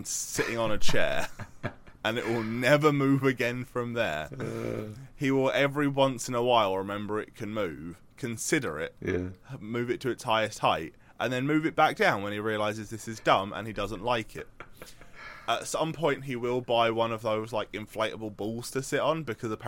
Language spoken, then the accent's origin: English; United Kingdom; I am the British equivalent of American redneck